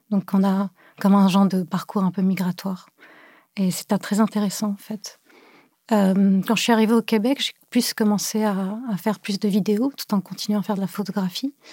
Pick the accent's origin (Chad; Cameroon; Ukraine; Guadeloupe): Cameroon; also born or lived in Beirut / France; now in Montreal, Canada; euh, je suis une artiste en art visuel. Je suis née à Beyrouth. Euh, j'ai grandi au Cameroun, en France.